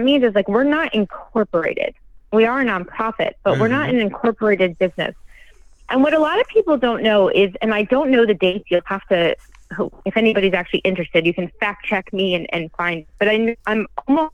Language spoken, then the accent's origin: English; New Jersey, United States; I'm from New Jersey